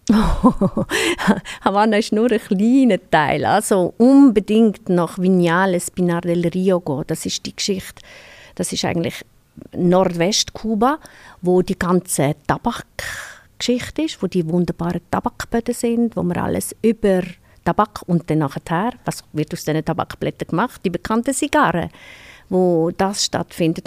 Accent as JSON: {"language": "German", "country": "Switzerland", "said": "bei uns in der Schweiz"}